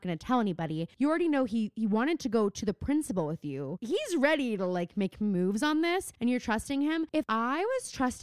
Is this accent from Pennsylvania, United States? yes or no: yes; Mount Lebanon, Pennsylvania, United States; I grew up in Mount Lebanon